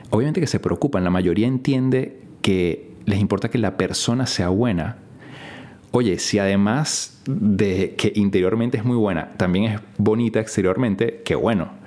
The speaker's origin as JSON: {"language": "Spanish", "country": "Venezuela", "said": "Y esto pasa en mi país porque, bueno, es de las pocas cosas que ganamos algo a nivel internacional. ¿no? La gente dirá, bueno, esto, Venezuela, la verdad que a nivel deportivo, etcétera, no es que está muy bien."}